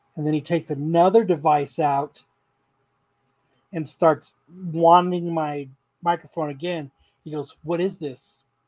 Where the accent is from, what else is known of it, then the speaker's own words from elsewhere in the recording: Phoenix, Arizona, United States; I'm from Phoenix. You know, I'm not from around here.